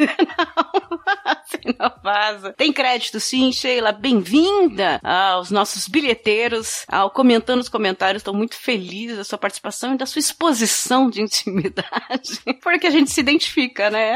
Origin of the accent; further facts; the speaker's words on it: São Bernardo do Campo, São Paulo, Brazil; Eu não moro em São Paulo, eu sou de São Bernardo.